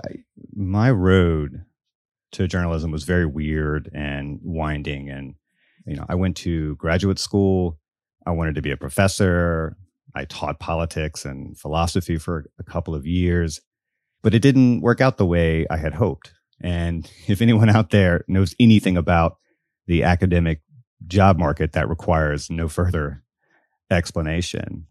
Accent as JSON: {"language": "English", "town": "Biloxi", "region": "Mississippi", "country": "United States", "tie": "born or raised there", "said": "I grew up in Biloxi, Mississippi"}